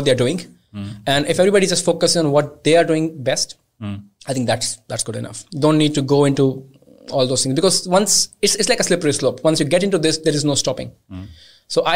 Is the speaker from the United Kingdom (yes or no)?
no; India; I'm originally from India